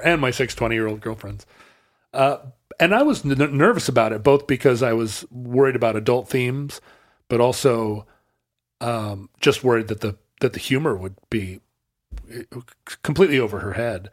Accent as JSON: {"language": "English", "country": "United States", "tie": "born or raised there", "said": "as an American kid watching Monty Python in the late seventies and eighties"}